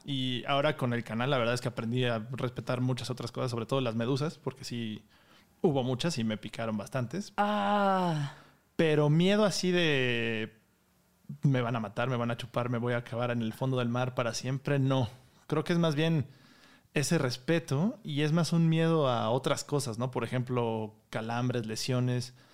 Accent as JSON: {"language": "Spanish", "country": "Mexico", "said": "Y soy el mexicano número 39"}